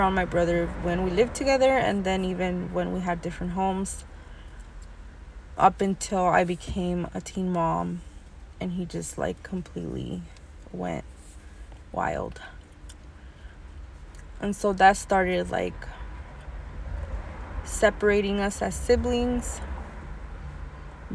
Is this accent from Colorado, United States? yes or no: no; California, United States; I was born in California, U.S. of A.